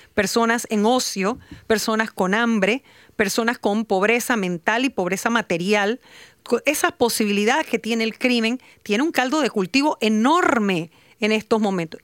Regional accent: Panama; nosotros como Estado panameño

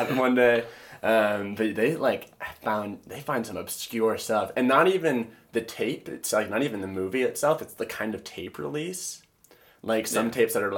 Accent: Michigan, United States; moved away; I'm from Michigan originally, and there's this town, or the town I'm from

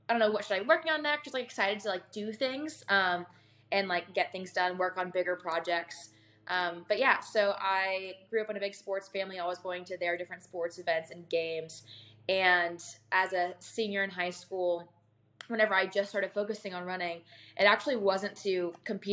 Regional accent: Houston, Texas, United States; I'm from Houston, Texas

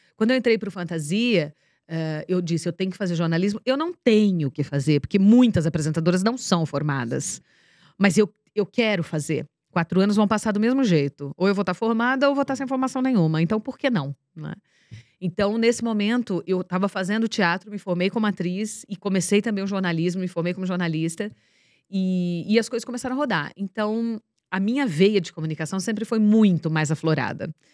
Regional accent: Ibaté, São Paulo, Brazil; moved away; Nós somos de Baté.

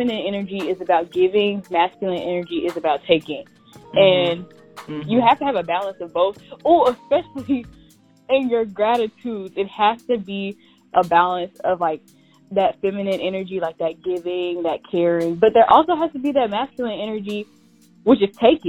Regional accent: the South, United States; I'm from the South

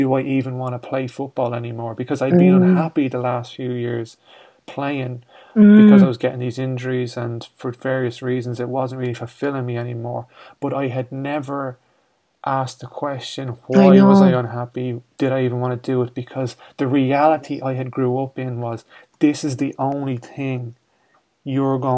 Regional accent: Ireland; we're from Ireland here, and I grew up in a community

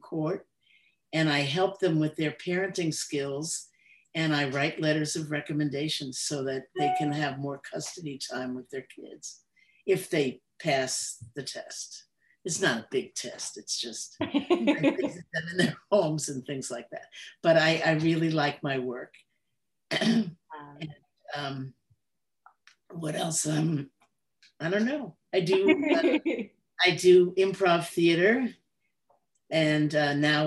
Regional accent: New York City, New York, United States; moved away as an adult; also born or lived in Michigan; I was born in the Bronx, excuse me, and lived there until I was ready for college

